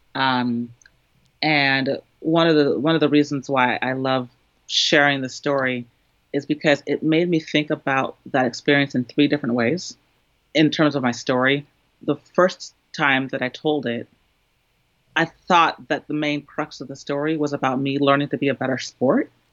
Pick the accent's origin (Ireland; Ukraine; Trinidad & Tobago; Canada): Trinidad & Tobago; now in United States; me being Trinidadian, being a woman, uh, being a person of color in the United States, living in an urban area